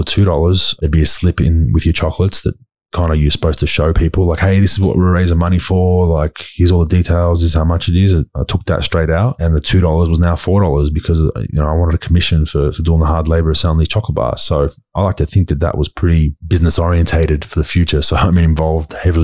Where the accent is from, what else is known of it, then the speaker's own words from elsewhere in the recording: Dandenong, Victoria, Australia; also born or lived in Endeavour Hills / Mulgrave; growing up in Dandenong for me in that area